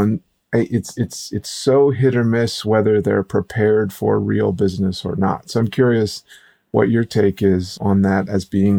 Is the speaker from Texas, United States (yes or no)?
no; Minnesota, United States; I heard a little bit of the Midwest twang. which I grew up in Minnesota, so I can turn a little bit of it on too.